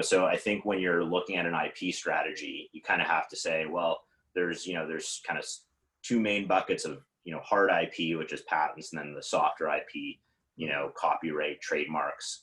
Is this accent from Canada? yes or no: yes; Toronto, Ontario, Canada; also born or lived in Ottawa; I was in Ottawa at the time and I'm from Toronto